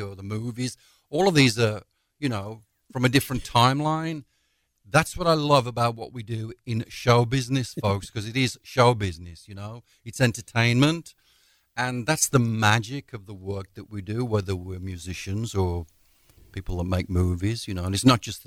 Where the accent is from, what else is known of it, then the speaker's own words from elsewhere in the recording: Walsall, West Midlands, United Kingdom; moved away; back home in the homeland in my hometown, Walsall